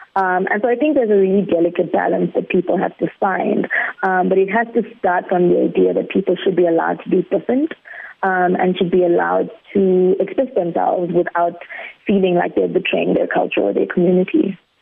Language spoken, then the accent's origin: English; South Africa; this big, big, big community that we call South Africa